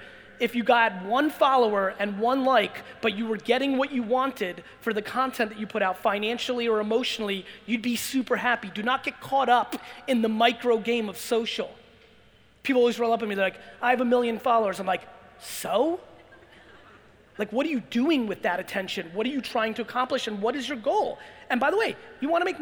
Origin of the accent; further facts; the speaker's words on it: Belarus; moved away; also born or lived in Jersey; I was born in Belarus and former Soviet Union